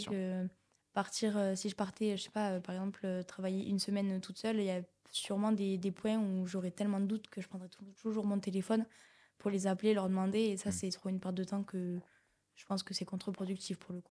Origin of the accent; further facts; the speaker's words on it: Rodez, Occitania, France; je suis Véronèse, donc j'ai grandi à Rodez